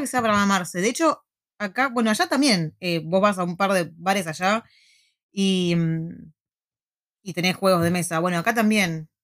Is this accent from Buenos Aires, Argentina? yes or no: yes; Buenos Aires, Argentina; moved away as an adult; also born or lived in La Plata, Argentina; now in New Zealand; Yo toda mi vida cuando era chica vivía en Parque Patricio, después viví muchos años en Urquiza